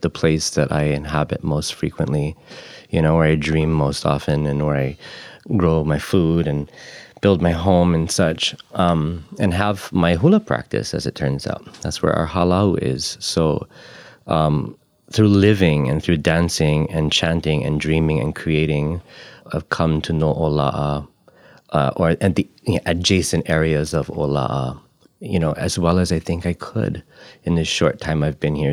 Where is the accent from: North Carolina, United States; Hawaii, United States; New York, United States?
Hawaii, United States; Ko'olaupoko, Oahu; now in Puna, Hawaii, United States; I've only been here about a dozen or so years. I'm from Ko'olaupoko on Oahu.